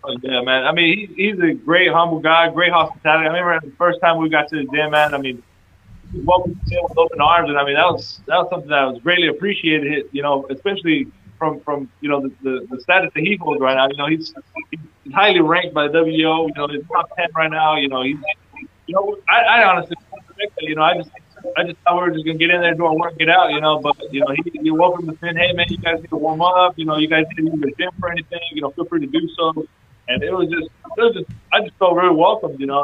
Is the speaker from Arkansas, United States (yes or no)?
no; Texas, United States; my hometown